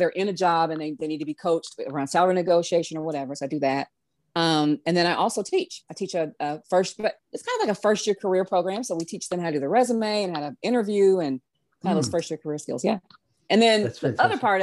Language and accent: English; the South, United States; I'm a Southerner